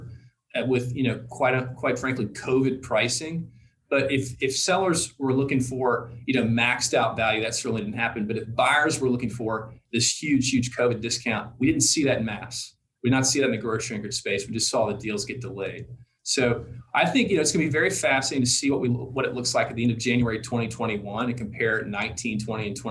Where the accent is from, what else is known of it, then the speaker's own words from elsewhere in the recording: Tennessee, United States; I'm from Tennessee